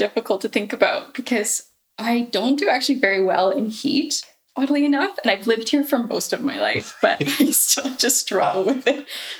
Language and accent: English; Kelowna, British Columbia, Canada; also born or lived in Calgary, Alberta; But like I moved here when I was 5. So I've really been here for a long time.